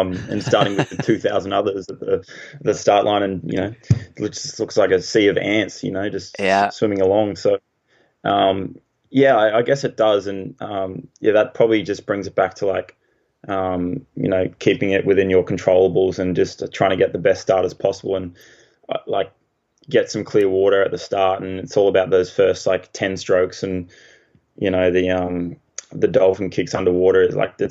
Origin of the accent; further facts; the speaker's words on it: Hervey Bay, Queensland, Australia; now in Gold Coast, Australia; I grew up in Harvey Bay, which is a bay, so there's not many waves because it's protected by Fraser Island